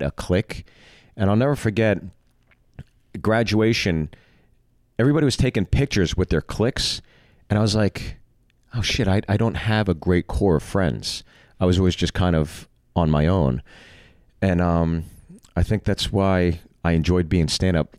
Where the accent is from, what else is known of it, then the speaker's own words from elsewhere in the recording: Pittsburgh, Pennsylvania, United States; also born or lived in Freehold, New Jersey; So I've always considered Pittsburgh my hometown.